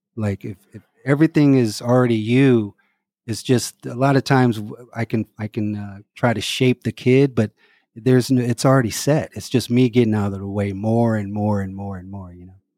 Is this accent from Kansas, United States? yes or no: no; Los Angeles, California, United States; also born or lived in Omaha, Nebraska / Inglewood / Hawthorne; my mom moved to L A around, uh, when I was three, right before kindergarten